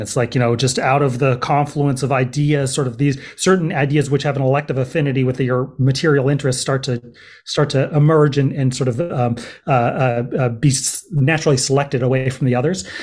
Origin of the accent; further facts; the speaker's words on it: Berkeley, California, United States; also born or lived in Los Angeles / New York City / East Coast; now in Oakland, United States; I grew up in Berkeley, um, and I've lived here in Oakland for probably the past five years.